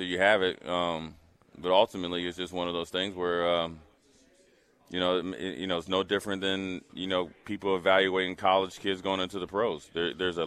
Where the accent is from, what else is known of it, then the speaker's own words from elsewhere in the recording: Minnesota, United States; moved away as an adult; also born or lived in Nebraska; I was from Minnesota.